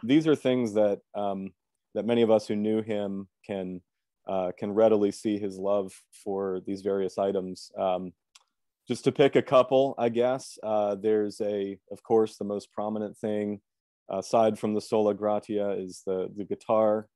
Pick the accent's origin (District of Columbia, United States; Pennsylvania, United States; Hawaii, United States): Pennsylvania, United States; Lancaster; moved away as an adult; now in Chicago, United States; I was born and raised in Lancaster